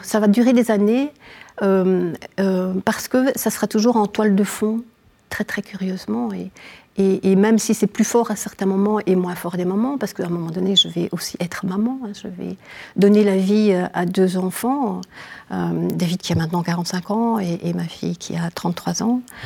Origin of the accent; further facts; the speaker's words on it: Namur, Wallonia, Belgium; je viens de, Belgique, hein, euh, de, la province de Namur, d'une petite ville qui s'appelle Namur